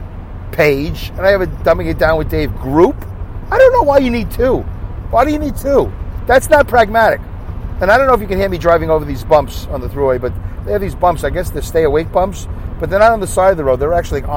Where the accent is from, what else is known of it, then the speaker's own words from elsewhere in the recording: New York City, New York, United States; accent: Brooklyn; I have a Brooklyn accent